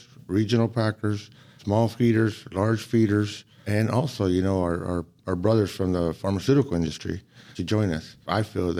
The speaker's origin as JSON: {"language": "English", "town": "Brawley", "region": "California", "country": "United States", "said": "I'm from the Imperial Valley, Brawley, California"}